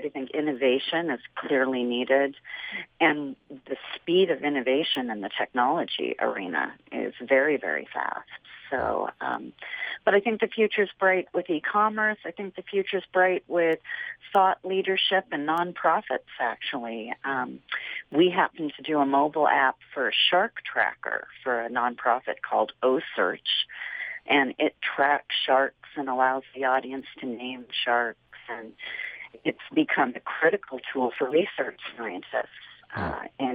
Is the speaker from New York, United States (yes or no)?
no; Silicon Valley, California, United States; moved away as an adult; now in Utah, United States; I grew up in Silicon Valley, not too far from Steve Jobs, actually, and came to Utah about 21 years ago